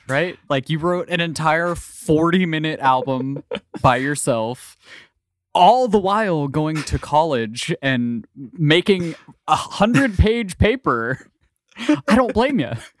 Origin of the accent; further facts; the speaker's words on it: Ohio, United States; I grew up in Ohio, so I grew up in the Midwest